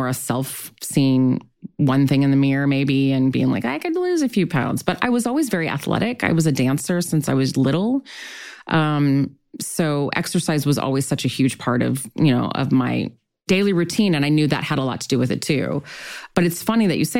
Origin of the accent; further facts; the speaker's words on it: Long Beach, California, United States; I grew up in Long Beach